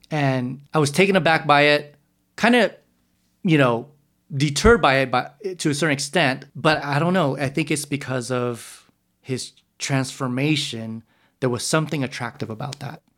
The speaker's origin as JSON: {"language": "English", "town": "San Jose", "region": "California", "country": "United States", "tie": "born or raised there", "also_born_or_lived": "Texas", "said": "around three or four, they moved to San Jose"}